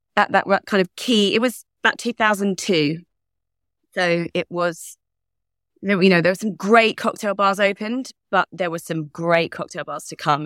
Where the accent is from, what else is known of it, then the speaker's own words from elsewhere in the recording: Leigh-on-Sea, Essex, East of England, United Kingdom; moved away as an adult; also born or lived in South Carolina, United States; I was born in Leon C in Essex